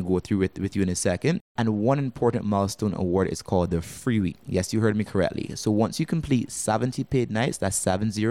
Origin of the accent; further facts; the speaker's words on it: Barbados; moved away as an adult; now in Antigua; Now, I'm actually originally from Barbados. I actually moved to Antigua about 3 years ago.